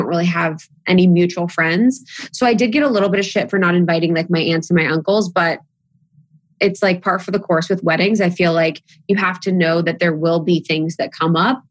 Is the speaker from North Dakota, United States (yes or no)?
no; Ohio, United States; I'm from Ohio.